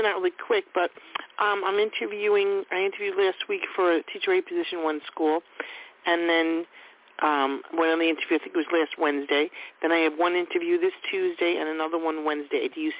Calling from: New York, United States; Long Island.

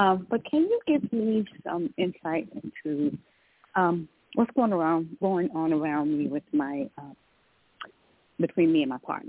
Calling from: Georgia, United States; In Georgia. Yeah. I'm calling from Georgia.

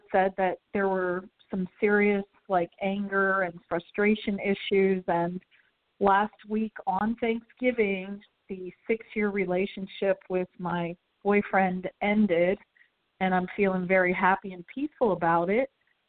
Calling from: St. Petersburg, Florida, United States; This is …, and I'm from St. Petersburg.

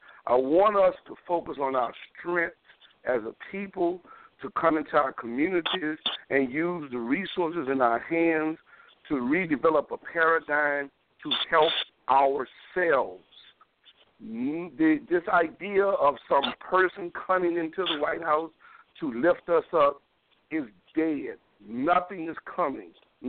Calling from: New Orleans, Louisiana, United States; Yes, I'm calling from New Orleans.

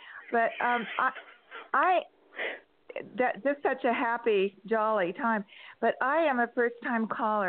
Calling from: San Diego, California, United States; California, San Diego.

